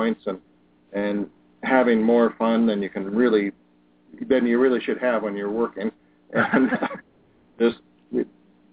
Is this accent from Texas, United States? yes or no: no; Colorado, United States; now in Wisconsin, United States; I grew up in Colorado in the mountains, mm-hmm. in a small town